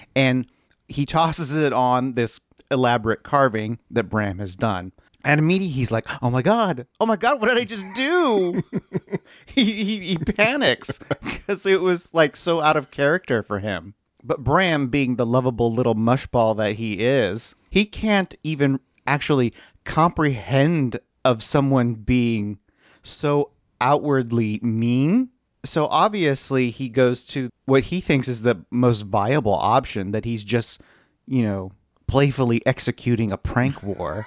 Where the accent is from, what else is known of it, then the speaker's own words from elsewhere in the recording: California, United States; I grew up here in California